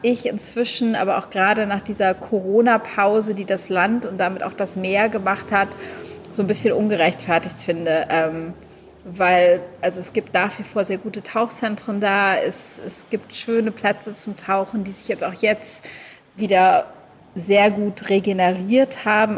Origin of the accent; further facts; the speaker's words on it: Germany; moved away; als Deutsche